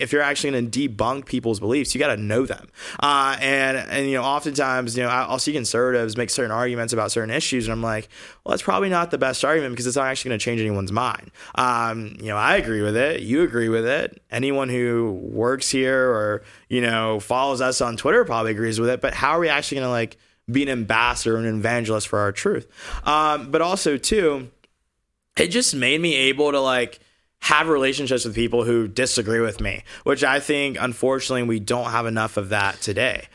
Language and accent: English; Augusta, Georgia, United States; moved away as an adult; also born or lived in Alabama; now in California, United States; I grew up in Georgia in the Deep South